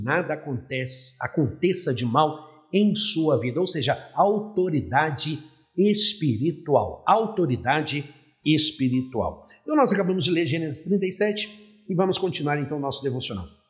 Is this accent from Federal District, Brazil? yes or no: no; Belo Horizonte, Minas Gerais, Brazil; now in Recife, Brazil; eu nasci em Belo Horizonte. Sou mineiro de nascimento, mas sou pernambucano de coração